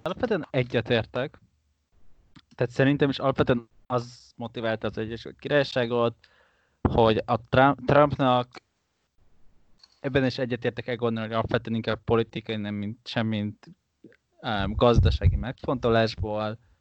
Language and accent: Hungarian; Hungary; magyarként nekünk Hongkongban nem kell vízum